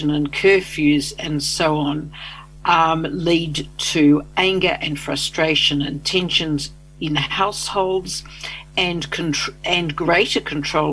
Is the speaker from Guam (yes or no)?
no; Australia; accent: Australian; also born or lived in Canberra; I'm Australian, as people will hear from my accent, and I lived in Canberra